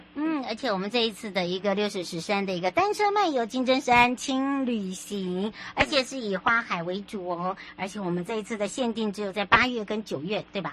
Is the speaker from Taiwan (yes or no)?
yes; Huadong Rift Valley, East Rift Valley, Taiwan; moved away; 回到我的故乡华东纵谷